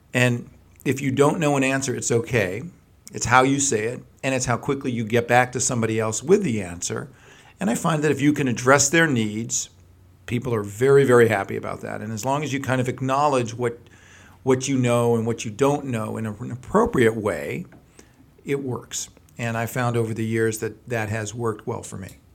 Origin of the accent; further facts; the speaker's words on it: Los Angeles, California, United States; also born or lived in Berkeley, California; I grew up right here in the San Fernando Valley